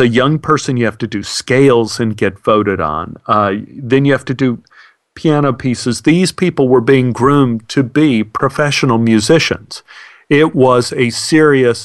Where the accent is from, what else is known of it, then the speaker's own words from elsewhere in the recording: Dallas, Texas, United States; growing up in Oak Cliff